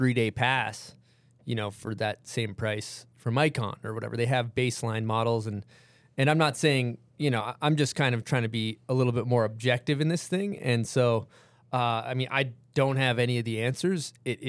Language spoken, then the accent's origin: English; Massachusetts, United States; now in Utah, United States; I grew up in Massachusetts